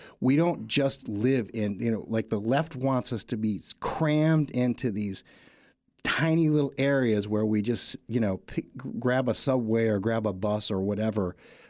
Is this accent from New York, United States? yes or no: yes; New York, United States; born there; also born or lived in California; now in Washington, United States; I was born in Western New York, near Buffalo.